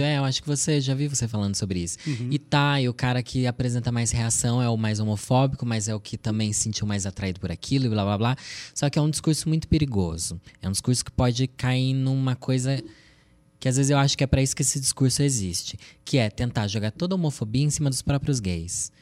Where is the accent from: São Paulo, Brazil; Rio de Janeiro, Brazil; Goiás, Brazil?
São Paulo, Brazil; Sorocaba; Eu sou de Sorocaba, interior de São Paulo